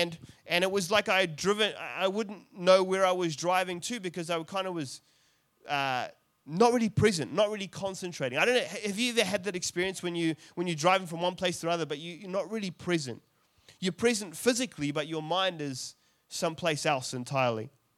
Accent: South Africa; born there; I'm South African by birth, and that was a terrible accent.

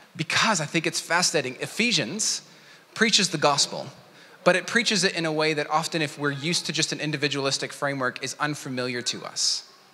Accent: United States; moved away; my home country, America

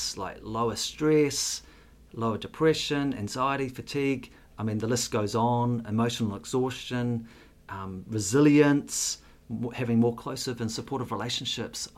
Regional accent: Auckland, New Zealand; also born or lived in Singapore; I grew up in West Auckland.

